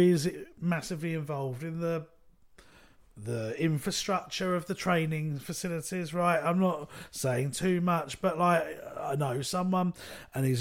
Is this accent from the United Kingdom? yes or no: yes; London, United Kingdom; growing up in London, we've been surrounded by your Arsenals, your Tottenhams